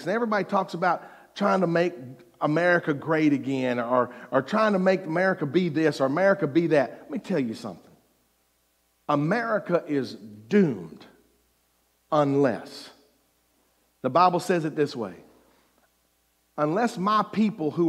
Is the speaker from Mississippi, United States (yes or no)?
yes; Mississippi, United States; I was from Mississippi